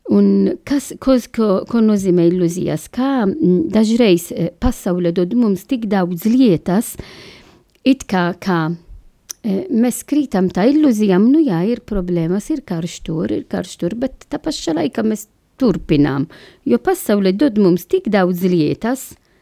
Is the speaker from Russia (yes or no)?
no; Malta; Latvian is a second language; now in Latvia; es esmu no Maltas oriģināls